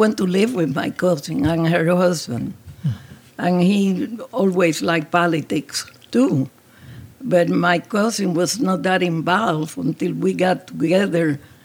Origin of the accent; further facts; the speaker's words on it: San Juan, Puerto Rico; English is a second language; moved away as an adult; now in St. Louis, United States; I just was born in Puerto Rico, San Juan, Puerto Rico, 83 years ago